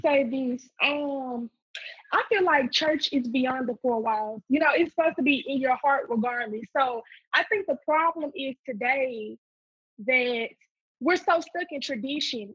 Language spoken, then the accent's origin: English; Tuscola, Mississippi, United States; I'm from Tuscola, Mississippi